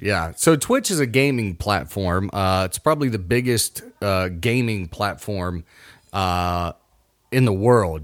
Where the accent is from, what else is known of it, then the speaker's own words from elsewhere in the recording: Mason, Ohio, United States; now in West Virginia, United States; I grew up near Kings Island